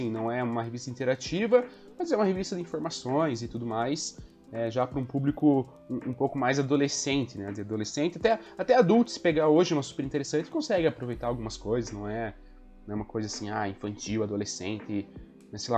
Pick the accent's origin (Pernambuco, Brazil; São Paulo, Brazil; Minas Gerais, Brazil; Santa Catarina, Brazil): Santa Catarina, Brazil; born there; also born or lived in Paraná; eu nasci em Santa Catarina, me mudei para cá, no Paraná, voltei para Santa Catarina